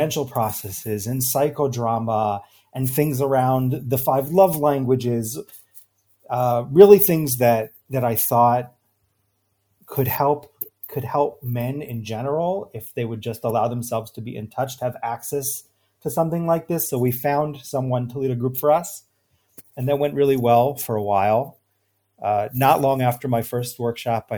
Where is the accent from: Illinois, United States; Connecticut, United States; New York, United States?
New York, United States; now in Israel; I grew up in New York. I live now in Israel